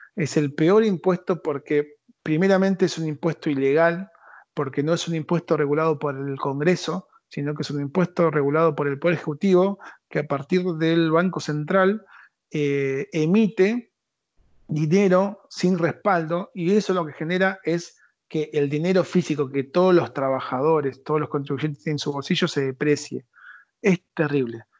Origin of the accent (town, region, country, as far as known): Argentina